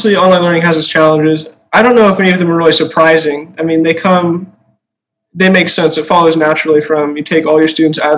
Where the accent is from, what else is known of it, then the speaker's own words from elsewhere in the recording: Redmond, Washington, United States; moved away as an adult; now in Waco, United States; I'm from Redmond, Washington, so kind of far out there.